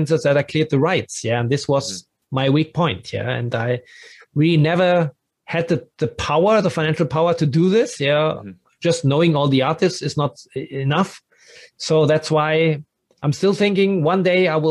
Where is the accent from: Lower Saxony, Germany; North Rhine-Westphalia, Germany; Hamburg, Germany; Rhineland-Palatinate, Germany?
North Rhine-Westphalia, Germany; Dortmund; English is a second language; moved away as an adult; also born or lived in Berlin; now in Frankfurt, Germany; I grew up in Dortmund